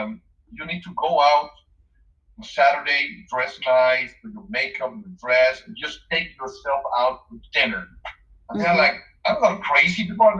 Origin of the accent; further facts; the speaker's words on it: Mexico City, Mexico; moved away; I'm from Mexico City originally.